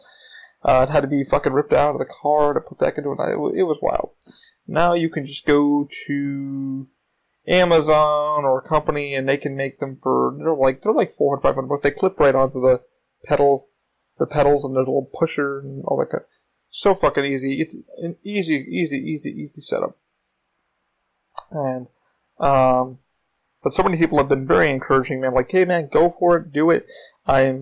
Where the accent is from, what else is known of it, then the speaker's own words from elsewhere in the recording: New York, United States; now in Florida, United States; I am from New York.